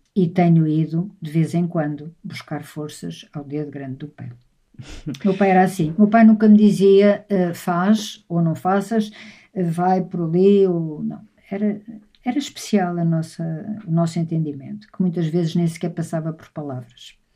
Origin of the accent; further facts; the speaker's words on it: Lisbon, Portugal; a casa onde eu nasci, em Lisboa, no Alto São João